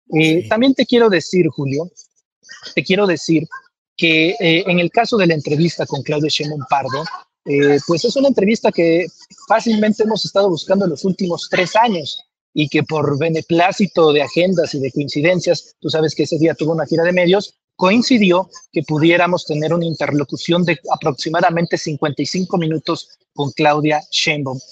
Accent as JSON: {"language": "Spanish", "town": "Comalcalco", "region": "Tabasco", "country": "Mexico", "said": "yo soy de Comalcalco, Tabasco"}